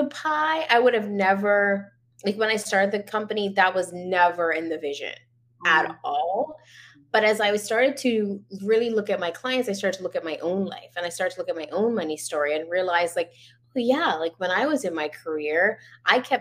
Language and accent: English; Bermuda; moved away as an adult; now in Canada; I was born and raised in Bermuda.